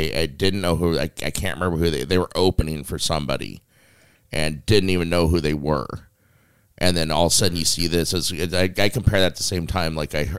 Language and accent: English; Las Vegas, Nevada, United States; Las Vegas.